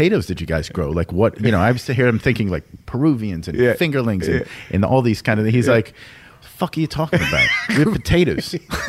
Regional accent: Waterbury, Connecticut, United States; I'm from Waterbury, Connecticut.

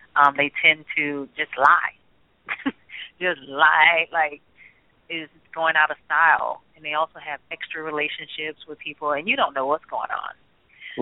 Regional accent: Birmingham, Alabama, United States; as a little girl growing up in Birmingham, Alabama

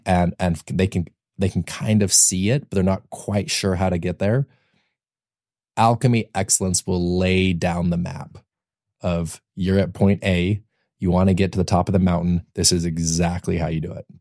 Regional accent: Utah, United States; moved away as an adult; also born or lived in Austin, Texas; now in Los Angeles, United States; I grew up in Utah

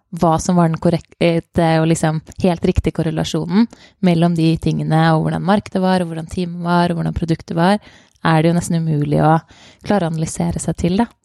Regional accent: Norway; moved away as an adult; also born or lived in Denmark; now in London, United Kingdom; sommerjobber her hjemme i Norge

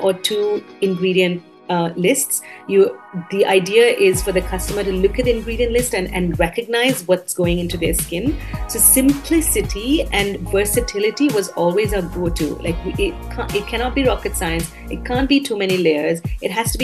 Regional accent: Sri Lanka; moved away as an adult; also born or lived in United States; now in Singapore; I am of Indian origin, but I grew up in Sri Lanka, so I consider Sri Lanka my home. I was there for 18 years of my youth

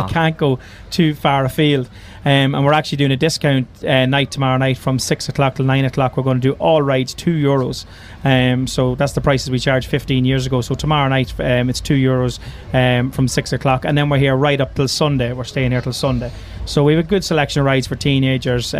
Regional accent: Blackrock, Leinster, Ireland; I'm born and bred in Black Rock. I've been here all my life

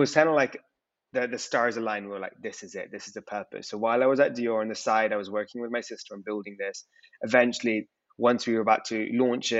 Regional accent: London, United Kingdom; I define myself as British Indian. So born and raised in London, but of Indian heritage

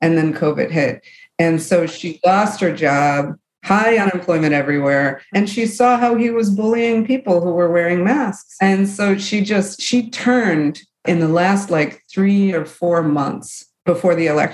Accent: Michigan, United States; I'm from the Rust Belt. I'm from Michigan

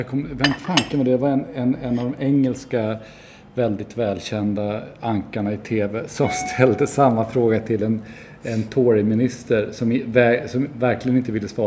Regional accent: Sweden; Ja, vi är ju svenskar så det får man väl säga.

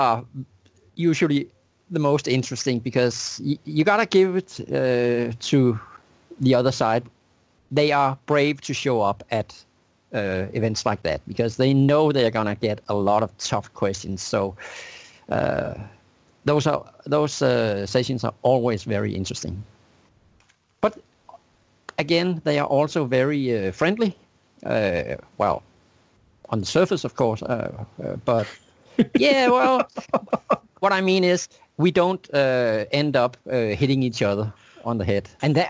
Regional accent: Denmark; moved away as an adult; also born or lived in New York City, United States; I moved to from Denmark to the U.S. to New York City

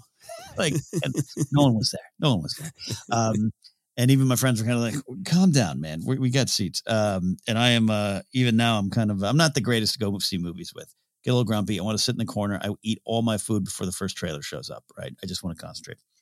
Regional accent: Arroyo Grande, California, United States; my hometown of Rio Grande, California, Pismo Beach area

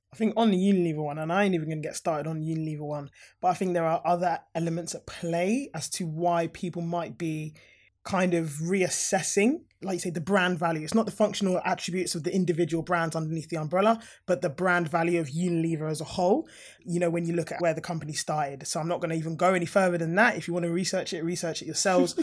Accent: Harrow, London, United Kingdom; I'm a Harrow girl. Like, I've lived in Harrow, I grew up in Harrow

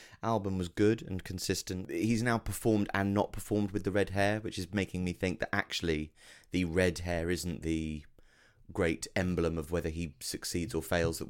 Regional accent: England, United Kingdom; we're English

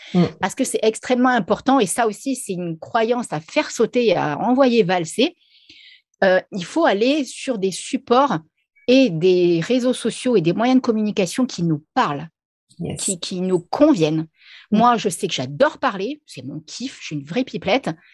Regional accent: Reims, Grand Est, France; moved away as an adult; now in La Réunion, France; je suis originaire de Reims à la base, hein, même si maintenant je suis à La Réunion, mais je suis originaire de Reims.

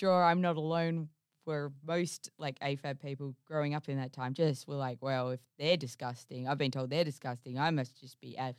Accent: Geraldton, Western Australia, Australia; I grew up in Geraldton.

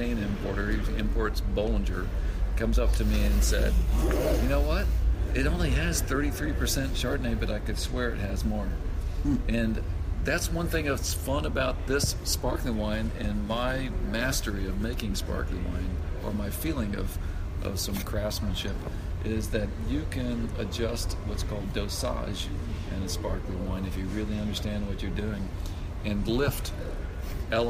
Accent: Texas, United States; now in Oregon, United States; I'm from the great state of Texas, and you can't hardly take the Texas out of the boy

